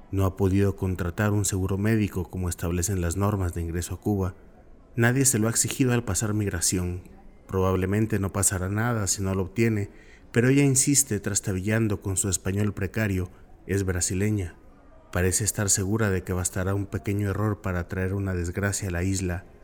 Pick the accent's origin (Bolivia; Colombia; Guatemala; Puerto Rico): Guatemala; Vengo de Guatemala, uno de esos países que fueron paraísos de la ultraderecha militarista y que la Guerra Fría unió karmáticamente